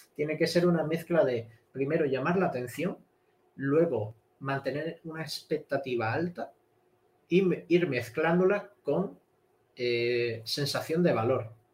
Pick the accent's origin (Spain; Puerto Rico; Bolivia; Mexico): Spain; Cádiz, Andalusia; moved away as an adult; also born or lived in Madrid; me fui de, mi pueblo de Cádiz, me fui hasta Madrid a estudiar